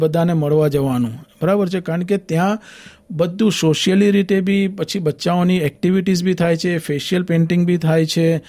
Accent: Vadodara, Gujarat, India; moved away as an adult; now in Australia; હું મૂળ વડોદરાનો છું

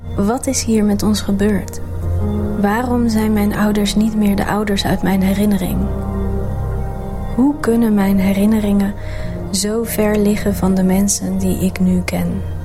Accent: Netherlands; now in Australia; als Nederlanders in het buitenland

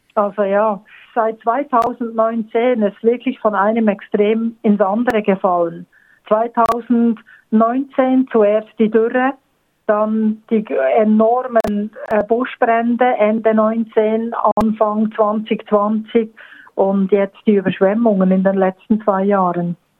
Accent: Bern, Switzerland; moved away as an adult; also born or lived in Bernese Oberland; now in Australia; aufgeboren und aufgewachsen in Bern, also in der Hauptstadt und eigentlich immer so zwischen Bern und dem Berner Oberland ähm, geblieben

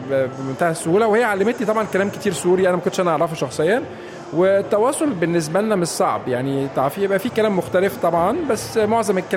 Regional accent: Egypt; now in Australia; احنا كمصريين والسوريين ما افتكرش انها يعني ثقافه مختلفه

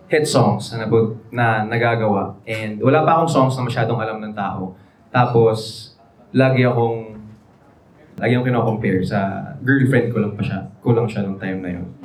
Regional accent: Cagayan de Oro, Northern Mindanao, Philippines; Tapos parehas kaming Bisaya. So, nung nag nakita kami, may Bisaya si Deka, taga, taga-asa ka. She's from Davao, I'm from CDO.

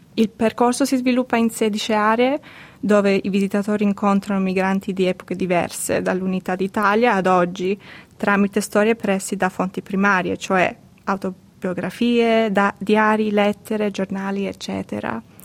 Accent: Australia; Nata e cresciuta in Australia di genitori siciliani

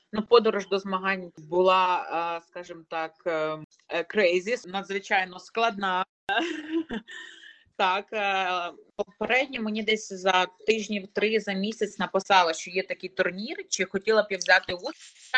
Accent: Lutsk, Volyn Oblast, Ukraine; Я волинянка народилася, проживала і проживаю зараз у місті Луцьку

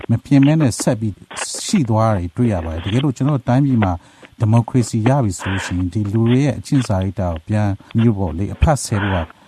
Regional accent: Myanmar; moved away

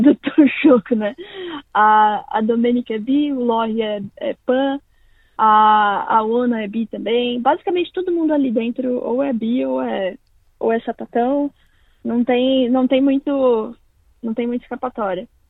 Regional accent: São Paulo, Brazil; born or raised there; also born or lived in Londrina, Paraná

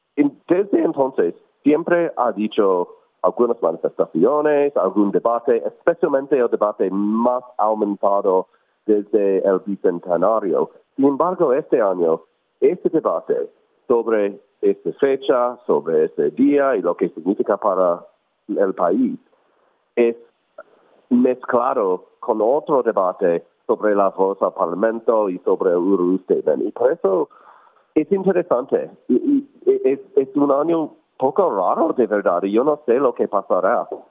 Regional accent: United States; now in Melbourne, Australia; yo soy inmigrante de los Estados Unidos originalmente

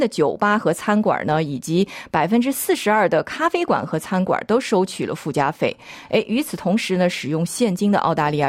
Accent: Shanghai, China; 我是上海人，所以我烧的菜基本上还是。具有这个上海特色的

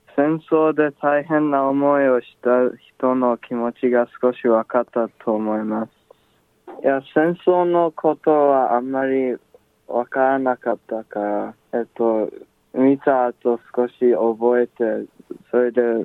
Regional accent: Australia; Japanese is a second language; 自分はオーストラリアで生まれたので、うん、ジョーと同じで英語の方が楽に話せる

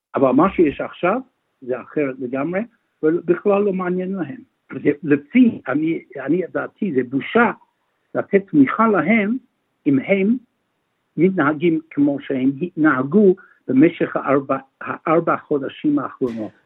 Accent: Melbourne, Victoria, Australia; also born or lived in Israel; אני יליד מלבון, אני בוגר בית ספר הר הצופים מאונט סקרפס

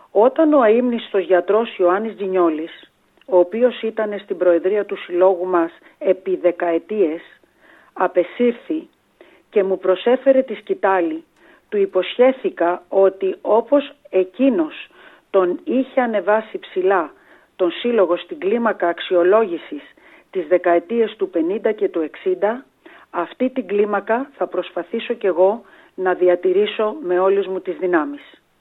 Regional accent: Greece; now in Australia; Ως Έλληνες μετανάστες

